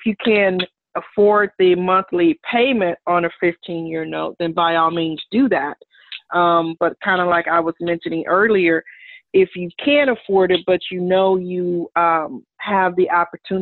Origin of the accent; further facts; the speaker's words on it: Los Angeles, California, United States; moved away; We grew up in South Central